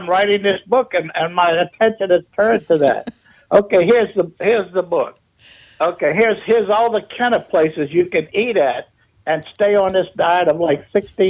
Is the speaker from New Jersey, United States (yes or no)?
no; Baton Rouge, Louisiana, United States; moved away as an adult; now in Kenner, United States; Oh, I've been in Kenna since 1975. So that's 46 years. I was in Baton Rouge for 21.